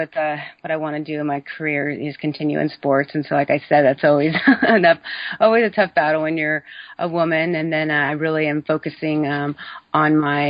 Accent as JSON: {"language": "English", "town": "San Francisco", "region": "California", "country": "United States", "tie": "born or raised there", "also_born_or_lived": "Dallas", "said": "I grew up in the Bay Area in San Francisco"}